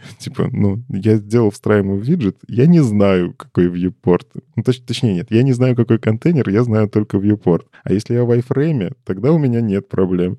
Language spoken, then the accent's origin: Russian; Belarus; я из Беларуси.